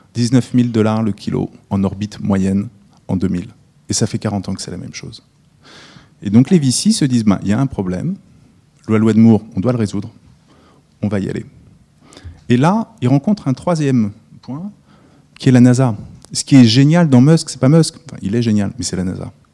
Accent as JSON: {"language": "French", "country": "France", "also_born_or_lived": "United States", "said": "je ne suis pas américain, donc je suis français"}